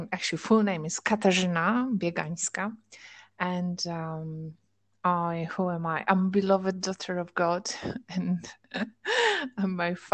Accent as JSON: {"language": "English", "country": "Poland", "tie": "born or raised there", "second_language": "English", "moved": "as an adult", "lives_now": "England", "said": "I grew up in Poland"}